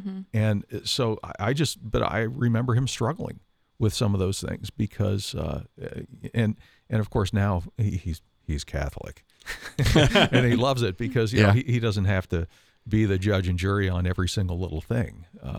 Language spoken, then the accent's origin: English; Canada; we used to do pickup street hockey games because I'm from Canada